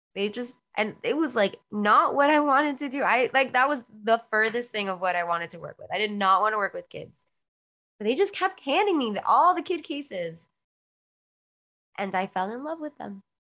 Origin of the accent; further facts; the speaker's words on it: Miami, Florida, United States; also born or lived in Queens, New York; I was born in Queens, New York, um, and I was brought down to Miami at a very young age